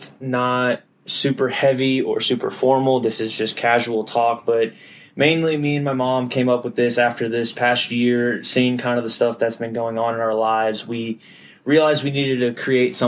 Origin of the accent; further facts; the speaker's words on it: Middle Tennessee, United States; also born or lived in Memphis, Tennessee; I'm from the Middle Tennessee area, went to Brentwood Academy, graduated